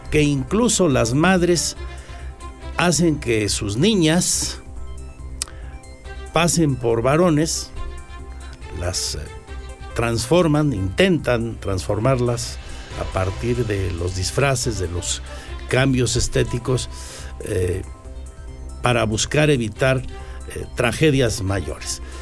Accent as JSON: {"language": "Spanish", "town": "Pinal de Amoles", "region": "Querétaro", "country": "Mexico", "said": "soy de San Gaspar Pinal de Amoles."}